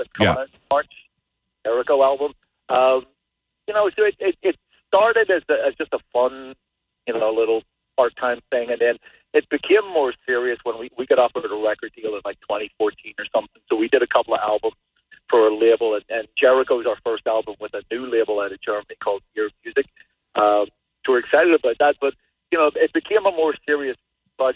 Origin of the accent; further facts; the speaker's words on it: Ireland; also born or lived in Los Angeles, United States; now in New Hampshire, United States; I'm from Ireland originally